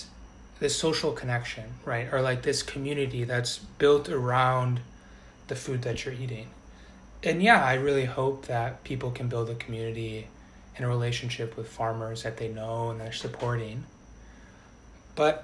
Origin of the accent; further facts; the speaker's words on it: outside of Milwaukee, Wisconsin, United States; moved away; I grew up outside of Milwaukee